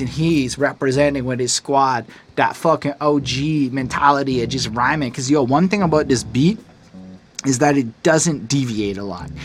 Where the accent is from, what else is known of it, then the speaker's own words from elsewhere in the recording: Canada; I'm a Canadian